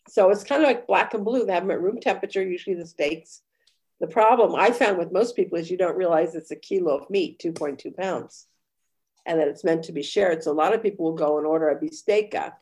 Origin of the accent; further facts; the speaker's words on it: United States; moved away as an adult; now in Tuscany, Italy; I'm American.